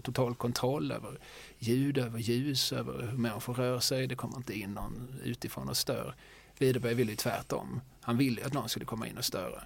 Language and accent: Swedish; Skåne, Sweden; som skåning